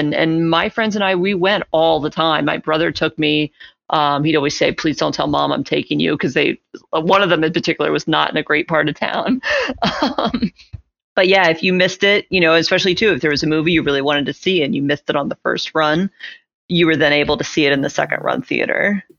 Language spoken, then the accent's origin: English; Dallas, Texas, United States; growing up in Dallas